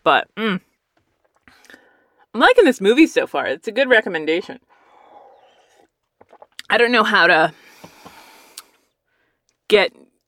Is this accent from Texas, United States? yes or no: yes; Texas, United States; my grandma would put us all in her very barely functioning station wagon, and we would all drive to the nicer neighborhoods of West Texas.